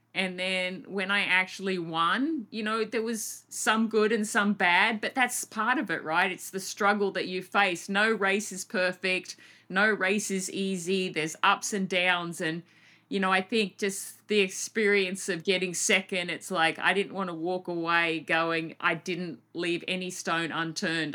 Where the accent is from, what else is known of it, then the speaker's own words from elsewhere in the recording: Australia; my home country